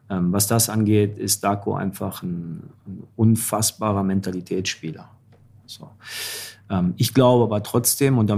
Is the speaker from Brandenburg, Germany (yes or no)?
no; Dortmund, North Rhine-Westphalia, Germany; jetzt bin ich als Dortmunder äh, kann ich das Thema nochmal aufmachen.